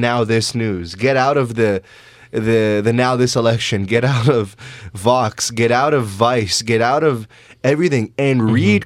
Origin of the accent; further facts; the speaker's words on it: Canada; as Canadians